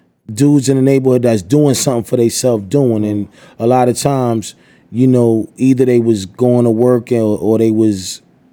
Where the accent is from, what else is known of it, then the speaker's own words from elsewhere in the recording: New York City, New York, United States; I'm from Staten